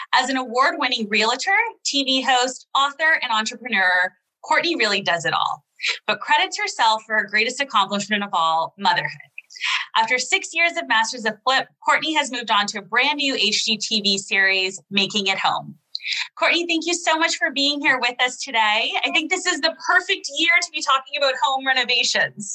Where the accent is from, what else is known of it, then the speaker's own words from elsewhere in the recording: Canada; also born or lived in New York / Niagara-on-the-Lake; a fellow Canadian